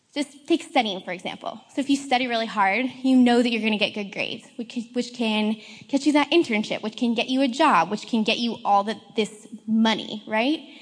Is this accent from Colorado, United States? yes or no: yes; Colorado, United States; moved away as an adult; now in Seattle, United States; I come from Colorado